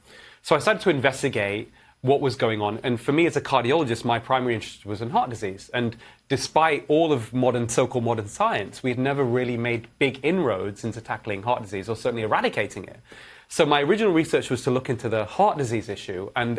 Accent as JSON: {"language": "English", "town": "Manchester", "region": "North West England", "country": "United Kingdom", "tie": "born or raised there", "also_born_or_lived": "Edinburgh / London", "said": "Yeah. So I grew up in Manchester, in England."}